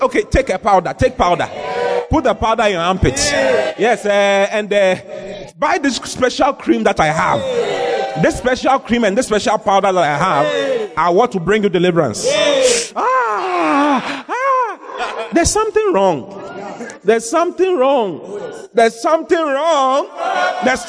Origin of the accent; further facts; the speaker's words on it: Accra, Greater Accra, Ghana; I was born in Accra, in Dansoman